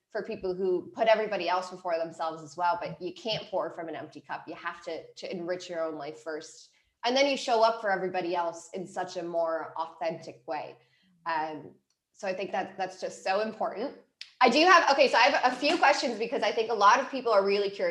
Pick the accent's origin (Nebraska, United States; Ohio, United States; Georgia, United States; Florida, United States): Ohio, United States; Cleveland; moved away as an adult; also born or lived in San Diego, California; I am from Cleveland, Ohio, and after I graduated from my undergrad, I decided to move to California.